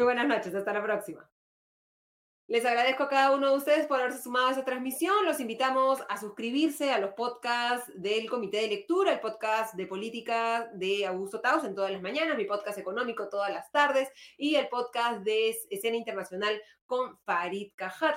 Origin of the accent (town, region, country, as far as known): Peru